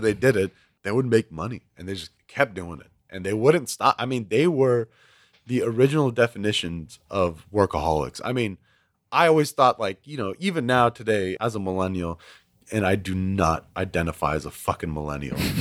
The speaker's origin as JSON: {"language": "English", "town": "Houston", "region": "Texas", "country": "United States", "tie": "born or raised there", "said": "I was born and raised in Houston"}